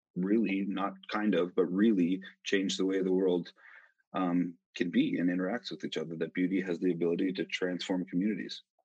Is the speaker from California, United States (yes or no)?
no; Utah, United States; moved away as an adult; also born or lived in Colorado; originally from Utah, which is actually where I'm at right now. Um, I'm in my parents' home, the home that I grew up in.